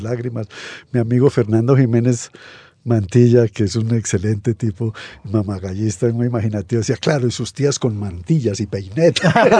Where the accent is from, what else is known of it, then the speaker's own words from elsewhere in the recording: Colombia; also born or lived in Barcelona, Spain; Nací en Barcelona en 1940